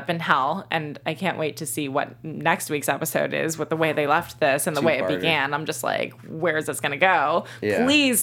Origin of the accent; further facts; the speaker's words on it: Orange County, California, United States; growing up in Orange County, I went to an arts high school